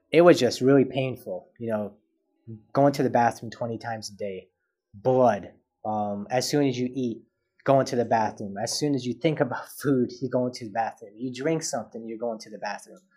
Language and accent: English; Canada; born there; so I was born premature in Canada